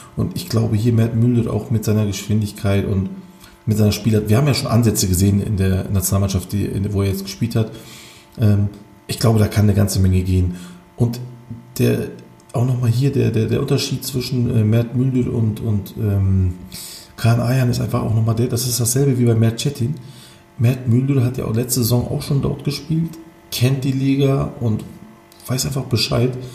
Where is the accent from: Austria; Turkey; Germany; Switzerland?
Turkey; Bei uns in der Türkei